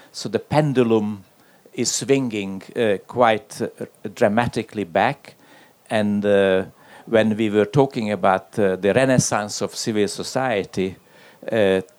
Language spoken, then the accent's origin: English; Hungary; English is a second language; And now my contribution in terms of the case study is my home country, Hungary, which is always a, a fantastic country.